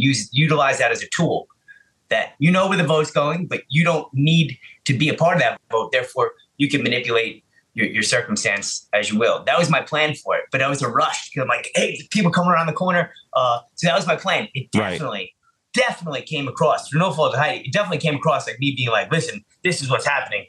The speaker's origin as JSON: {"language": "English", "town": "New York City", "region": "New York", "country": "United States", "said": "I'm from the Bronx"}